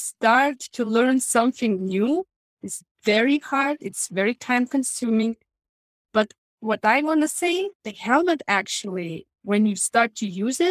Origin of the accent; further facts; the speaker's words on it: Lithuania; moved away as an adult; now in United States; I came from Lithuania and I worked as a nurse in Lithuania before coming to the United States.